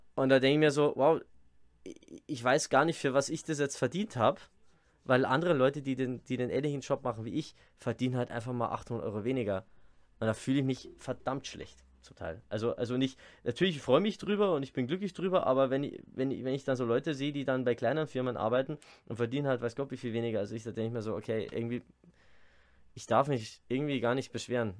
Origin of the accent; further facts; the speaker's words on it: Bavaria, Germany; accent: Bavarian dialect; ich rede normal Dialekt